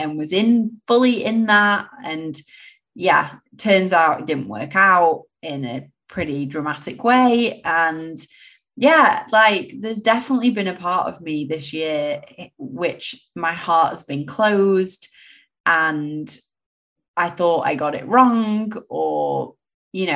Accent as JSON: {"language": "English", "region": "England", "country": "United Kingdom", "tie": "born or raised there", "moved": "as an adult"}